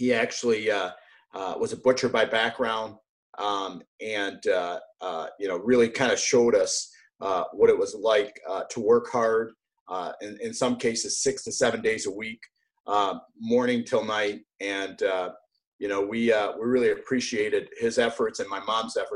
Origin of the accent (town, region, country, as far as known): United States; born or raised there; also born or lived in Beirut, Lebanon